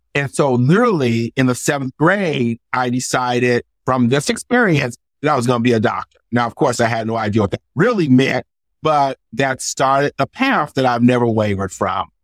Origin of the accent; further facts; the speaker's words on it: United States; I grew up poor in America